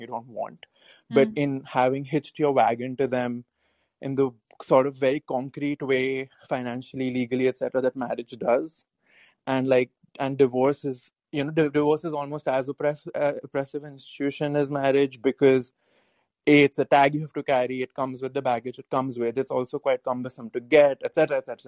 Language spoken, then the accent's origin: English; India; I'm from India